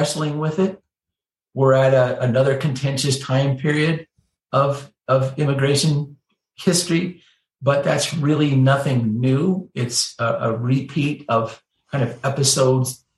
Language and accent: English; United States; that is being an American, but of Irish and German, but really a Basque ancestry